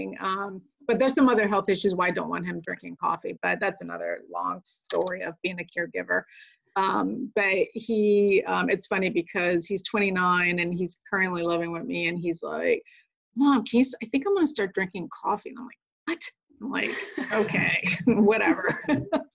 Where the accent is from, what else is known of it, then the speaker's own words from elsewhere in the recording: Connecticut, United States; moved away as an adult; also born or lived in Puerto Rico; now in Pacific Northwest, United States; I'm originally from Puerto Rico and grew up in Connecticut. So I'm an East Coast girl that transplanted to the Pacific Northwest